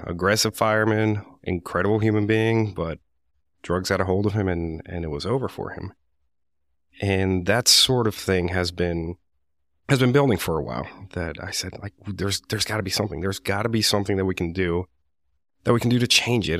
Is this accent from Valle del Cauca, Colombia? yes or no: no; Medellin, Antioquia, Colombia; English is a second language; now in United States; I was born and raised in Medellin, Colombia